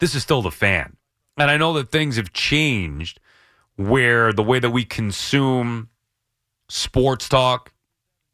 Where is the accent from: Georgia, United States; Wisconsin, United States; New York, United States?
New York, United States; I grew up in New York. This is where I'm from